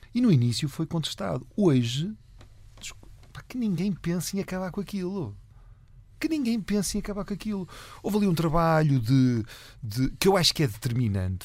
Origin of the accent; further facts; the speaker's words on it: Valongo, Norte, Portugal; eu sou de Valongo